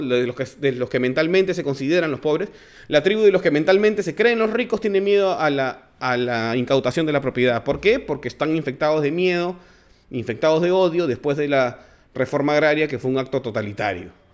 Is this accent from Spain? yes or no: no; Lince, Lima, Peru; yo soy de Lincoln, pues entonces ahí hay un montón de Nikkeis